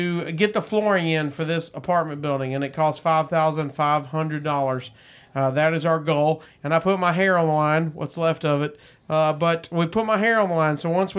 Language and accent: English; Chicago, Illinois, United States; I'm from Chicago.